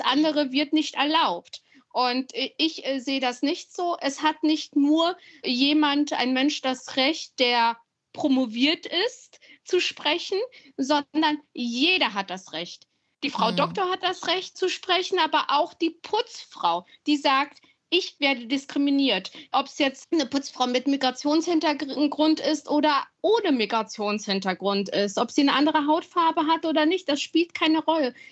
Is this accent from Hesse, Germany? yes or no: no; Siegen, North Rhine-Westphalia, Germany; born or raised there; moved away as an adult; now in Berlin, Germany